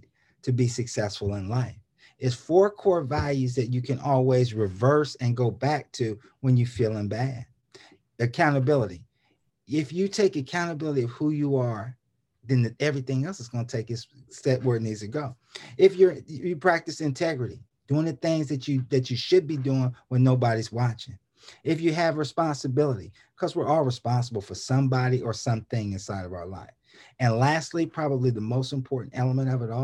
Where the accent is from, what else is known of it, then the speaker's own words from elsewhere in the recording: Columbus, Ohio, United States; in Columbus, Ohio, my hometown